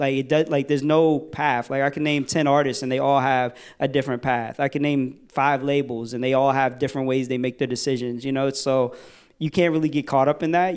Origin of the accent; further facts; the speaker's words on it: Virginia, United States; I'm from Virginia